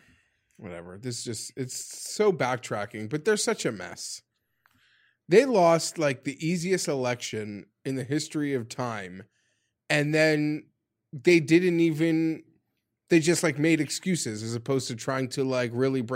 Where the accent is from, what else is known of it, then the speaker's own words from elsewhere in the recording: Canada; Although Warren versus Trump would be like, I'd bring the popcorn. Like as a Canadian.